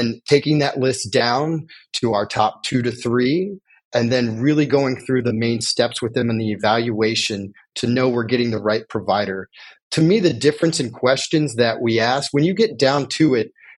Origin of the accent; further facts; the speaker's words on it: Indiana, United States; now in California, United States; I'm originally from Indiana